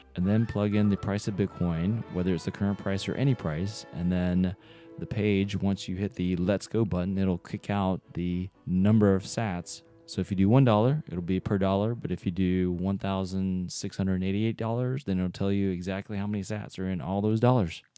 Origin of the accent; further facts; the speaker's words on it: North Carolina, United States; now in Seattle, United States; I grew up in North Carolina